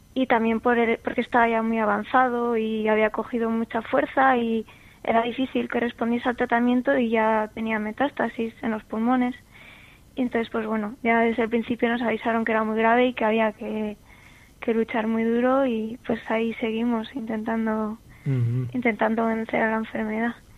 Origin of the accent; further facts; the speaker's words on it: San Sebastián, Basque Country, Spain; tengo 24 años, soy de San Sebastián